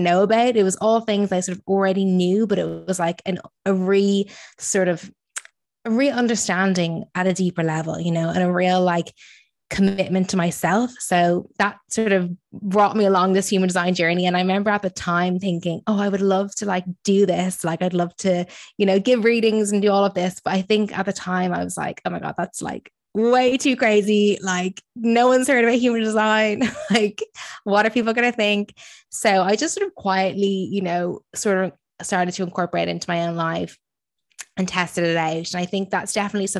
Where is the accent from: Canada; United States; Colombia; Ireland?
Ireland; moved away as an adult; now in London, United Kingdom; I'm originally from Ireland